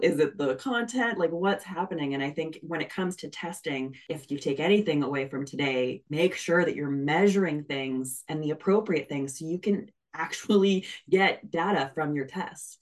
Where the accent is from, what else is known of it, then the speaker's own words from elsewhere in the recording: Canada; I'm Canadian, so we say niche